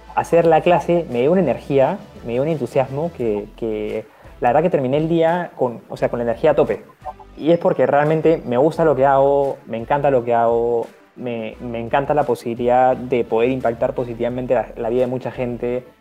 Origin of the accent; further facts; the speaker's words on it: Peru; en mi país